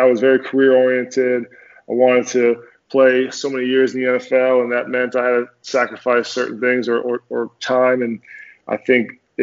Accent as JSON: {"language": "English", "region": "Minnesota", "country": "United States", "tie": "born or raised there", "also_born_or_lived": "Denver / New York / New Jersey / Tennessee", "moved": "as an adult", "said": "So I grew up in Minnesota, went to University of Minnesota"}